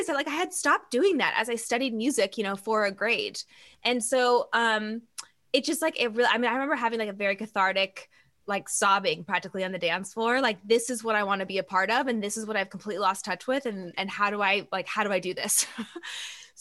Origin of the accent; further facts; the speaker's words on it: Eugene, Oregon, United States; So I was born and raised in Eugene, Oregon.